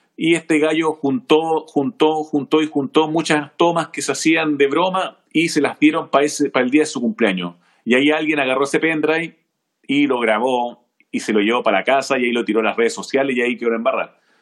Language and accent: Spanish; Chile; now in Seattle, United States; los chilenos somos bien gringos también para nuestras cosas